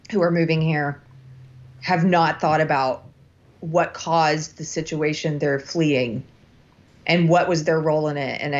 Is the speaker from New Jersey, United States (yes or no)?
no; California, United States; now in Texas, United States; I met these people in my little town here in Texas who learned I was from California